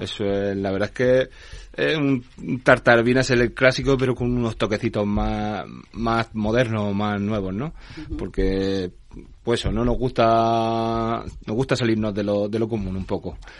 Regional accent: Granada, Andalusia, Spain; born or raised there; moved away

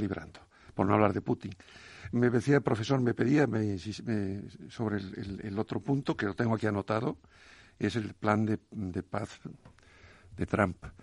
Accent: A Coruña, Galicia, Spain; una paisana mía de, de, la, de la, Coruña

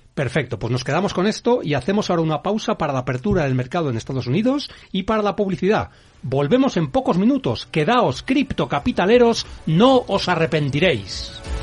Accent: Spain

